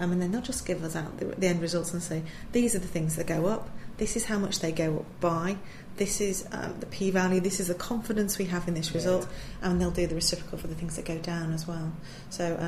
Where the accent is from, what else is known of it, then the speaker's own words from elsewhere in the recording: Manchester, North West England, United Kingdom; moved away as an adult; also born or lived in Kent; I was born and raised up in Manchester